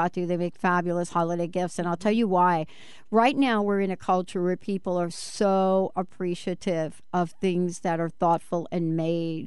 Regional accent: New York City, New York, United States; growing up in the Bronx, you smelled like olive oil twenty-four seven.

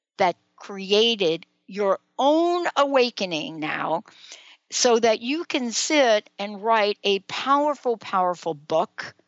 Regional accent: New York City, New York, United States; I'm a girl from the Bronx, New York

